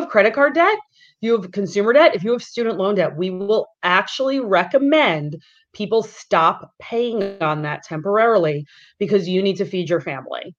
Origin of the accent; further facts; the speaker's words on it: Long Island, New York, United States; growing up on Long Island